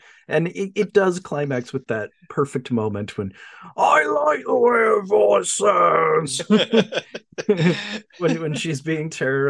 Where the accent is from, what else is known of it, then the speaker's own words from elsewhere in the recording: Australia; and I'm Australian